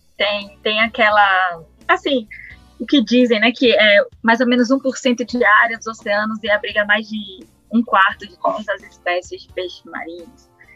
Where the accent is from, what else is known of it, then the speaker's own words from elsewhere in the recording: Salvador, Bahia, Brazil; moved away as an adult; now in Recife, Brazil; cresci em Salvador, onde eu fiz a graduação em oceanografia pela UFA